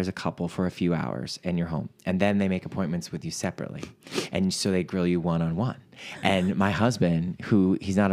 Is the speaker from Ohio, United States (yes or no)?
yes; Ohio, United States; also born or lived in New York City; now in Los Angeles, United States; our home states of Ohio, where I'm from